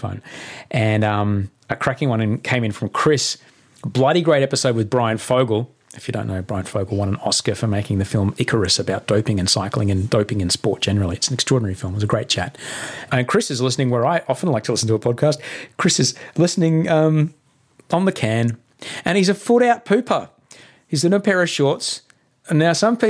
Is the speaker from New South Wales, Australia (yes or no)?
no; Brisbane, Queensland, Australia; moved away; Indooroopilly is right near where I grew up in Brisbane.